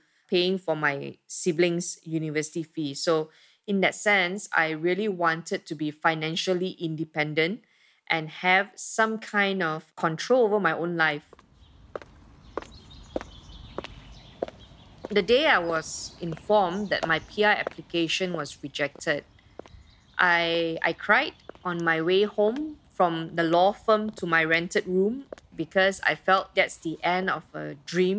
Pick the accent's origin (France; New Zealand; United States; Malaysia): Malaysia; my role as a Malaysian